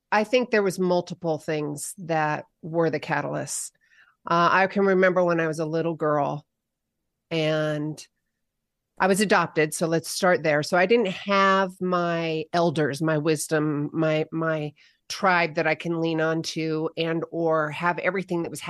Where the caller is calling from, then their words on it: Bend, Oregon, United States; I am in Bend, Oregon. It's started to snow, so we've got a few inches.